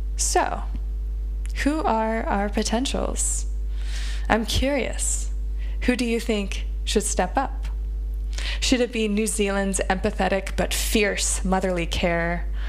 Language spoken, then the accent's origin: English; United States; As an American